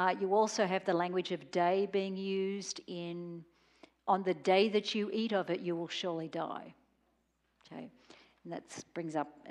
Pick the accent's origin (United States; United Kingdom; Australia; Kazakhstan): Australia; I was growing up in Australia